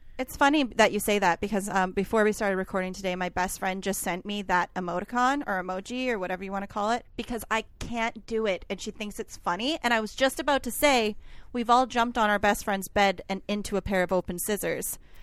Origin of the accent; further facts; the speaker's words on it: Canada; I'm a Canadian who doesn't speak French